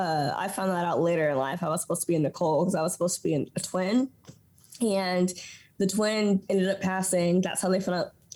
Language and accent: English; Washington, United States; moved away as an adult; now in Houston, United States; I was born here in Houston. 4 years later, moved to Washington State where my brother was born, and was raised in the wheat fields of Washington State. It's odd because, like, I was in a household, we speak English and Spanish in my household.